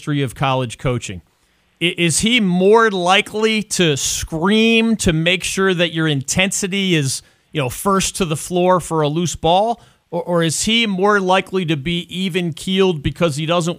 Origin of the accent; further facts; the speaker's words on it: Philadelphia, Pennsylvania, United States; now in North Carolina, United States; now in my hometown of Philadelphia